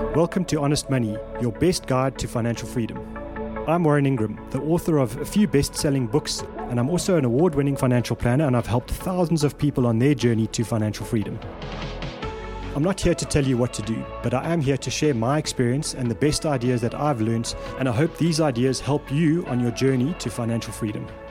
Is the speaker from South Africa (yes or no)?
yes; South Africa; as a South African individual